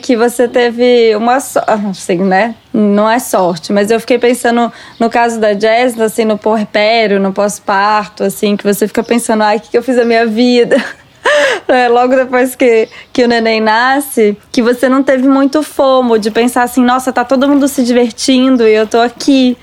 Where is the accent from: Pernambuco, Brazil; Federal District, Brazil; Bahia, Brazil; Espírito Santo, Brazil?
Federal District, Brazil; Brasília; also born or lived in Minas Gerais; now in São Paulo, Brazil; a gente é de Brasília